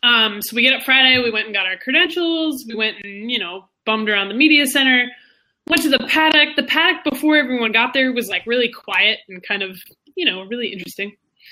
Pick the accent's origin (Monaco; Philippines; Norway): Monaco; So, well, it's because I'm from Monaco